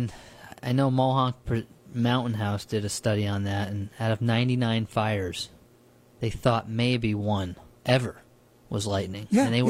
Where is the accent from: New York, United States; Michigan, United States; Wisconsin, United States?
New York, United States; New Paltz; growing up in New Paltz.